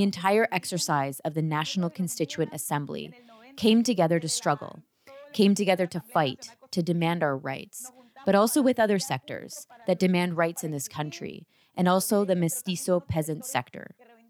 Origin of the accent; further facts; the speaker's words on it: El Anchicaya, Valle del Cauca, Colombia; born there; I was born in El Anchicaya, and there was no school. They had not set up a health center. There still isn't one.